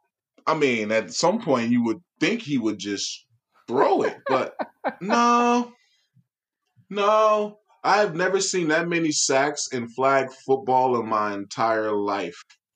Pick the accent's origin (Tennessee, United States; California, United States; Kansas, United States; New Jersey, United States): California, United States; San Francisco; Born and raised in San Francisco.